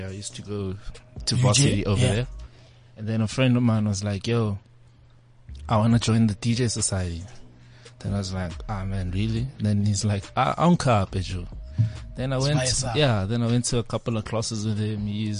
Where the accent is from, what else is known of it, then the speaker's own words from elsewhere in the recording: Pretoria, Gauteng, South Africa; moved away as an adult; now in Johannesburg, South Africa; because I'm from Pretoria